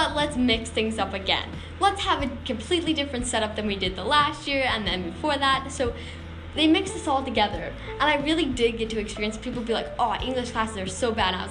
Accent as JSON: {"language": "English", "town": "Sussex", "region": "New Brunswick", "country": "Canada", "tie": "born or raised there", "said": "I was from Sussex Elementary School and I knew the kids from Sussex Elementary School"}